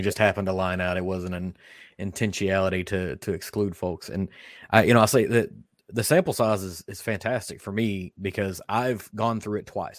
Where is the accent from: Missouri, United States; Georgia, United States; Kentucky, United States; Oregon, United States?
Kentucky, United States; I was born in Kentucky. I've been raised in Kentucky.